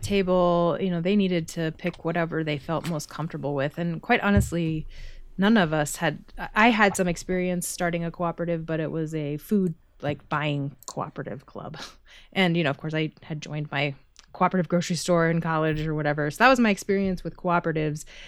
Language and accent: English; Kansas City, United States; I grew up in Kansas City and I left when I was eighteen to go to college